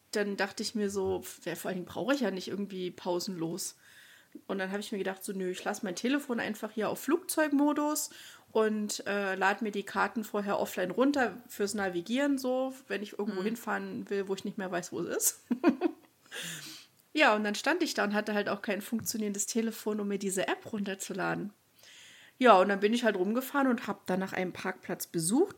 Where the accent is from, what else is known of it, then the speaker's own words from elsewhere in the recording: Thuringia, Germany; also born or lived in Munich; now in United States; bei uns in Thüringen